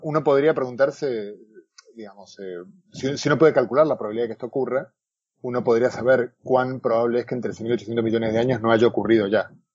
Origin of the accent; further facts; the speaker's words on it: Argentina; also born or lived in Galicia, Spain; now in Spain; buen argentino, como mi acento de lata